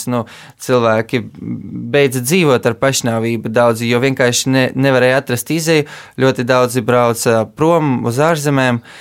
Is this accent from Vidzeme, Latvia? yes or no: no; Riga, Latvia; also born or lived in Kyiv, Ukraine; Es piedzimu Kievā, bet pēc tam uzreiz devos uz Rīgu un tā visu bērnību pavadīju.